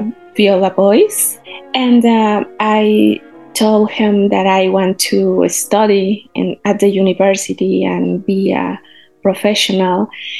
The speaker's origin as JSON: {"language": "English", "region": "Mexico City", "country": "Mexico", "second_language": "English", "said": "I'm from Mexico City."}